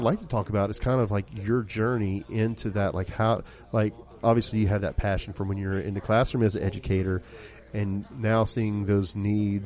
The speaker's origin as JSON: {"language": "English", "region": "South Louisiana", "country": "United States", "said": "I'm from South Louisiana"}